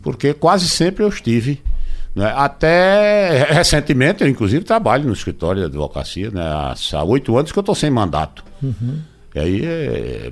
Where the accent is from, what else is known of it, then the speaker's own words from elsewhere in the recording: Recife, Pernambuco, Brazil; also born or lived in Macaparana, Pernambuco; Que eu nasci no Recife, mas sempre tive minha infância ligada ao interior